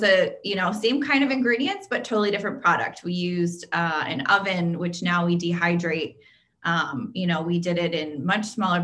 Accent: Pennsylvania, United States; moved away as an adult; I'm from Pennsylvania

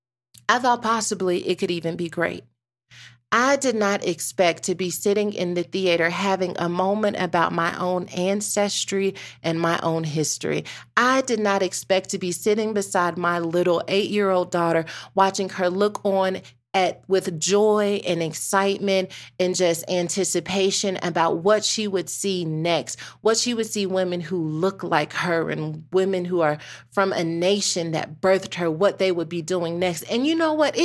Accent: United States; I'm a Black American

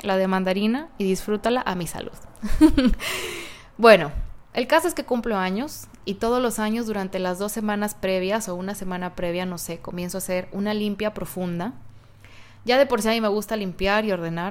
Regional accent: Guadalajara, Jalisco, Mexico; moved away; Hace 35 años nací en Guadalajara, Jalisco

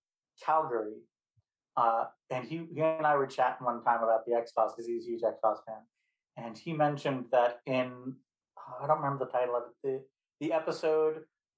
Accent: Alaska, United States; born there; I was born in Alaska, so all of my friends and I were really big fans of the episode Ice.

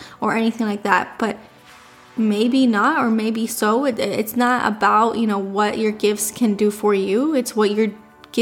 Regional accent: Miami, Florida, United States; We were born and raised in Miami

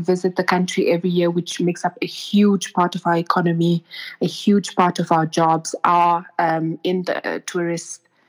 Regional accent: Namibia; English is a second language; And I speak the language, of course, as well as English and other languages. The food in Namibia, our staple is, of course, porridge.

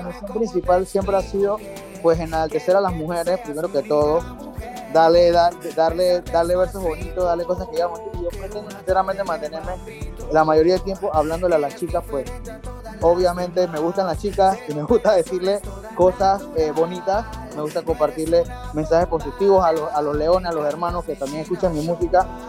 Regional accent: Panama; soy cantautor panameño

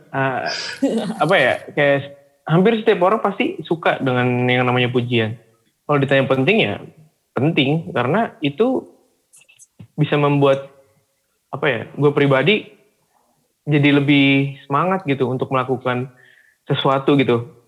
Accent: Java, Indonesia; kita nih sebagai anak nih yang memang sudah terlahir sebagai Batak tapi lahirnya di Jawa

